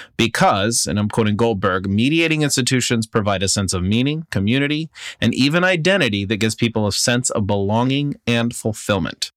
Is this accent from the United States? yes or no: yes; United States; I'm speaking as an American citizen